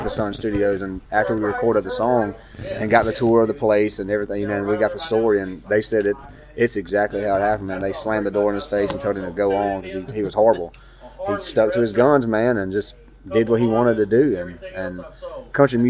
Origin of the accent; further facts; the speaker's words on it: Mississippi, United States; We're from Mississippi. We're Southern boys